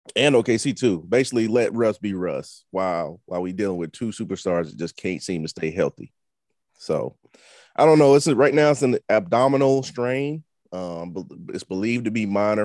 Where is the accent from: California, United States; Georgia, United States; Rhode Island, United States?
Georgia, United States; I'm from Georgia